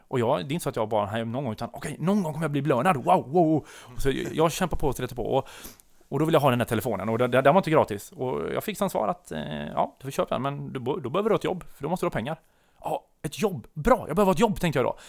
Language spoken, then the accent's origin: Swedish; Tvååker, Halland County, Sweden; moved away; jag kommer ner från Tvååker utan, utanför Varberg. Eh, där jag är född och uppvuxen